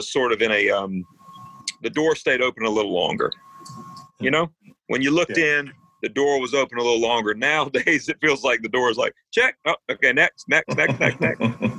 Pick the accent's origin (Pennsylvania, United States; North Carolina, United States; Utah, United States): North Carolina, United States; You were born a Braves fan if you were growing up in North Carolina and you had any interest.